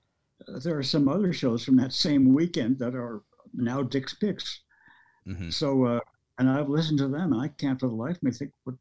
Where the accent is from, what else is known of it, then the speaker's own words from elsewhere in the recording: Las Vegas, Nevada, United States; first language Norwegian; English is a second language; also born or lived in Jersey Shore, New Jersey; I grew up in Vegas. You might have noticed that's where I got this accent.